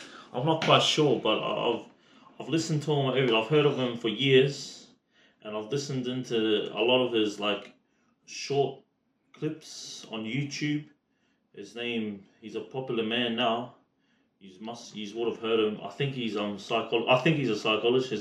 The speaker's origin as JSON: {"language": "English", "town": "Brisbane", "region": "Queensland", "country": "Australia", "tie": "born or raised there", "said": "Australian born, Brisbane district"}